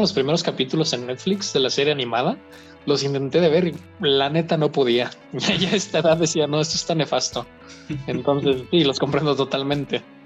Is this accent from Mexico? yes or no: yes; Mexico; soy de México